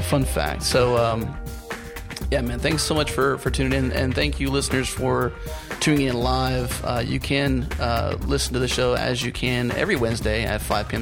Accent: United States; as an American

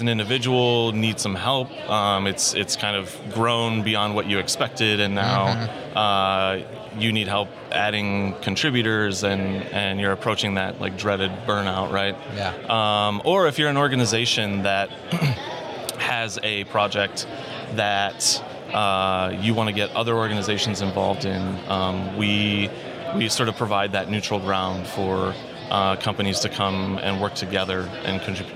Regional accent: Chicago, Illinois, United States; moved away as an adult; now in Dallas, United States; Lived most of my life in Chicago

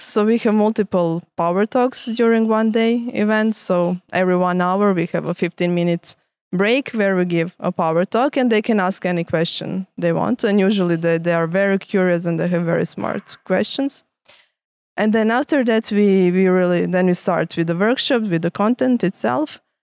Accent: Croatia; moved away as an adult; now in Lausanne, Switzerland; I come from Croatia. That's where I studied

